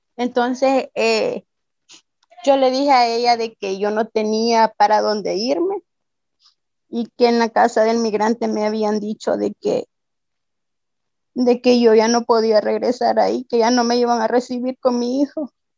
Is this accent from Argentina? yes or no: no; El Salvador; moved away as an adult; now in Ciudad Juárez, Mexico; Vengo eh, vengo del Salvador